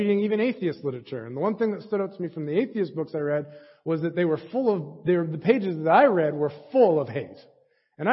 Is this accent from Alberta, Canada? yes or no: yes; Edmonton, Alberta, Canada; I grew up in the Edmonton Church of Christ